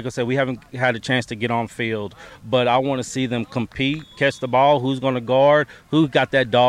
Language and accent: English; McGregor, Texas, United States; when I grew up in McGregor, we played Marlin.